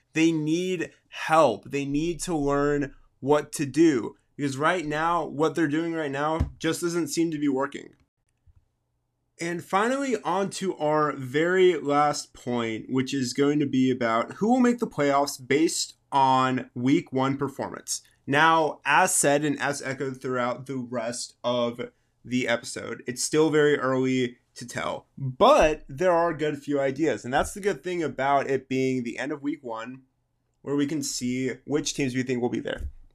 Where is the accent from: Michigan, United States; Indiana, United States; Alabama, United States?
Alabama, United States; South; my hometown team of South Alabama